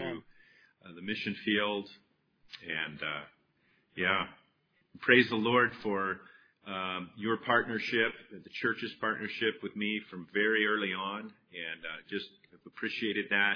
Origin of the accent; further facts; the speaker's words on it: Northern Virginia, United States; I grew up in Northern Virginia.